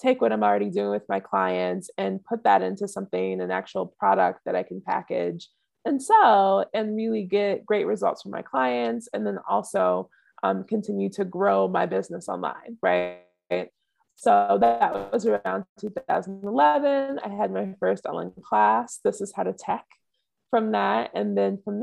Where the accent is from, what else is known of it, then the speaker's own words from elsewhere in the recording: just outside of New Orleans, Southeast Louisiana, United States; moved away; also born or lived in California / Africa; I grew up in Southeast Louisiana, just outside of New Orleans.